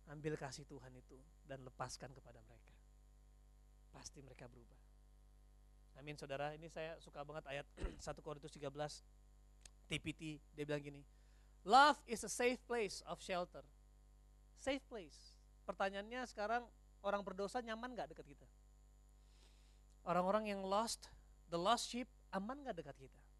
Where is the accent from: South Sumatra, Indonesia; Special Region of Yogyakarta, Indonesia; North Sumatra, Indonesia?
North Sumatra, Indonesia; Karena mindset saya orang Batak, suami tugasnya cari duit.